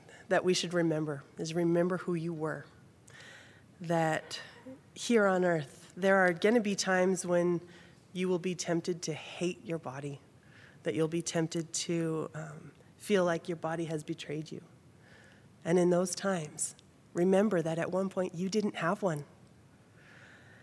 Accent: Texas, United States; now in Utah, United States; I didn't grow up here. I grew up in Texas.

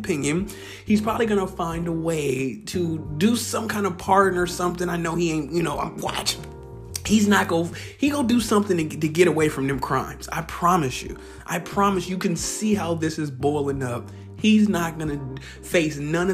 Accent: Bay Area, California, United States; moved away; also born or lived in the South, United States / Portland, Oregon; I'm from the Bay Area, but I actually, Bay Area, California, but I've lived down south.

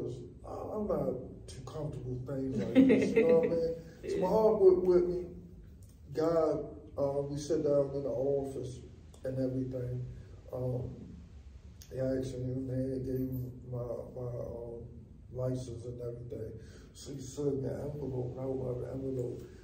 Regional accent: New York City, New York, United States; I come from Van Dyke Housing in Brooklyn

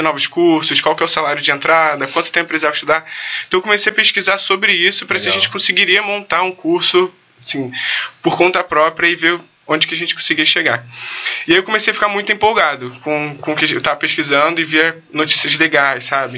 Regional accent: Rio de Janeiro, Brazil; nasci na Tijuca, moro na Tijuca até hoje

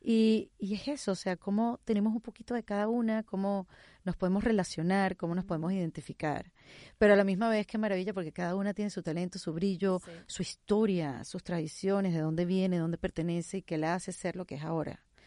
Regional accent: Venezuela; first language Spanish; now in Miami, United States

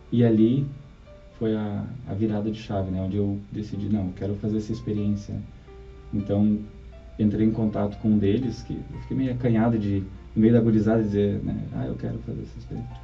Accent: Porto Alegre, Rio Grande do Sul, Brazil; born there; also born or lived in Barão do Triunfo; Eu nasci, eu pertencia a Barão do Triunfo, né? Nasci em Porto Alegre, mas minha família morou em Barão do Triunfo.

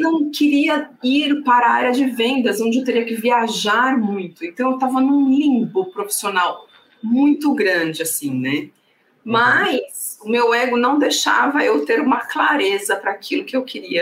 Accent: Santos, São Paulo, Brazil; sou de Santos

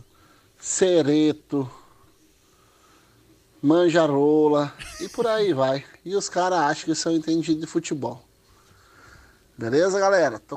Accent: São João, Paraná, Brazil; Eu sou aqui do sudoeste do Paraná, sou, sou de São João, Paraná.

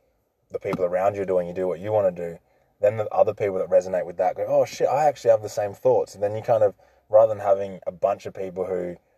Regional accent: Stirling, South Australia, Australia; I grew up in Sterling, man, in the hills. Posh in Sterling.

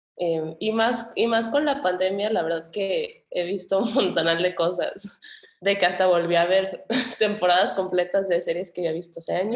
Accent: Colima, Mexico; also born or lived in Guadalajara, Jalisco; Hice toda la secundaria y prepa en Colima. Entonces soy como bueno, me considero más colimense que tapatía, pero soy, soy la fusión.

